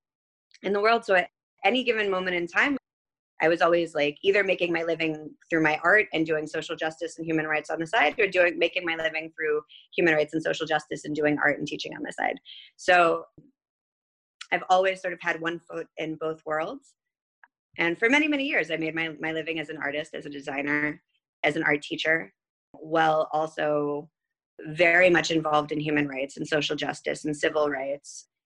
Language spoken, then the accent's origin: English; Boston, Massachusetts, United States; moved away as an adult; now in Jerusalem, Israel; So I actually grew up in the States. I was born and raised mostly in Boston. I moved around quite a bit.